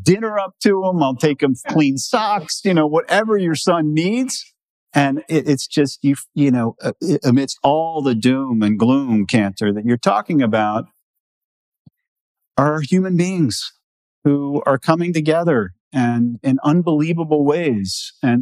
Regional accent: New York, United States; I'm from New York

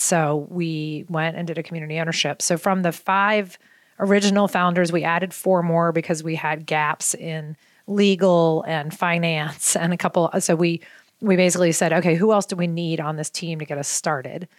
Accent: Baltimore, Maryland, United States; moved away; I grew up in Baltimore

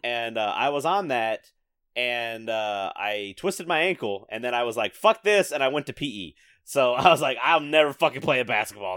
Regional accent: the South, United States; growing up in the South

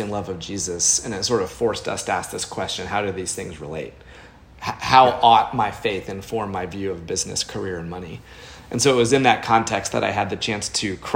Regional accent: Indianapolis, Indiana, United States; also born or lived in Chicago / Boston; now in Nashville, United States; I grew up in Indianapolis.

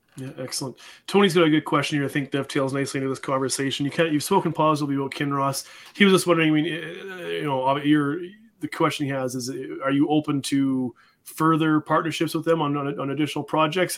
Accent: Canada; I'm a Canadian

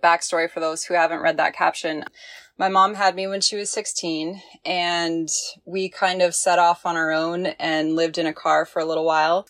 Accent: Midwest, United States; moved away as an adult; also born or lived in Arkansas / Hawaii / Seattle / Monterey, California; I was born in Arkansas. I grew up in the Midwest

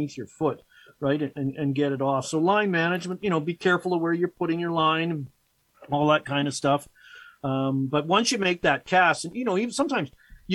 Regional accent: Victoria, British Columbia, Canada; moved away as an adult; also born or lived in England / Chilliwack, British Columbia / Vancouver, British Columbia; now in Edmonton, Canada; my dad got a job on Vancouver Island. So I grew up on there in the Greater Victoria area

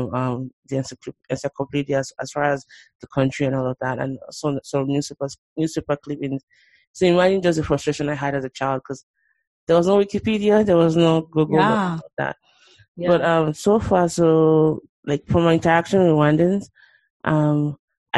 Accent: Nigeria; growing up in Nigeria

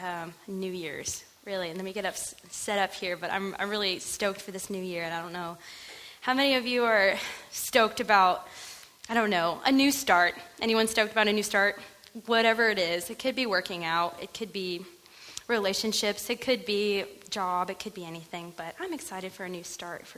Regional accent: North Carolina, United States; now in California, United States; I grew up in a small town in smack dab middle of North Carolina, so I'm actually not from California, from the East Coast

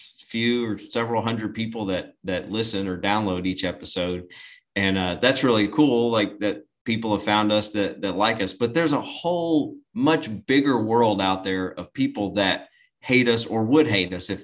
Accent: the South, United States; we're from the South and from the country

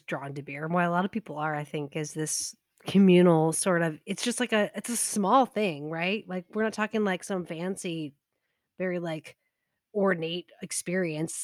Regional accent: United States; not be a horrible American

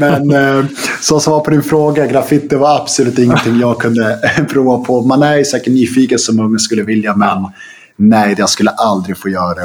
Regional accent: Stockholm, Stockholm County, Sweden; also born or lived in Rissne, Sundbyberg; now in Sundbyberg, Sweden; Sen flyttade vi till Bromsten som ligger ett stenkast bort egentligen, som ligger ah, okay. i Spånga. Ah. Eh, där vi flyttade ett hus och, och, där, det var där vi växte upp

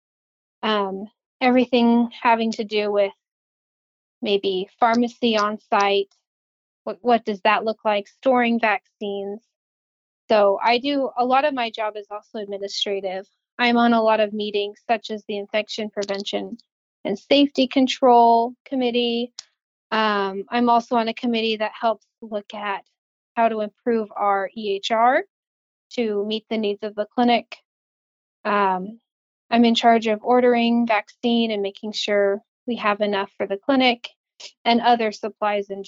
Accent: Portland, Oregon, United States; moved away as an adult; I grew up in Portland, Oregon

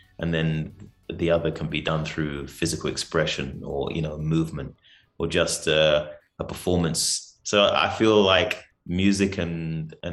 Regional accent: London, United Kingdom; moved away as an adult; also born or lived in Nigeria; now in South Africa; I'm native. So I was born in London. Nigerian descent

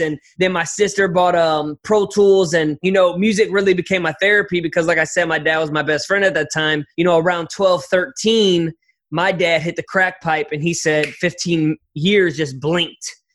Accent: St. Louis, Missouri, United States; I'm from St. Louis, Missouri, born and raised.

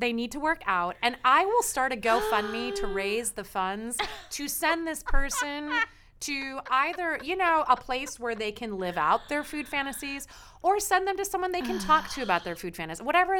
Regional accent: Chicago, Illinois, United States; I'm from Chicago.

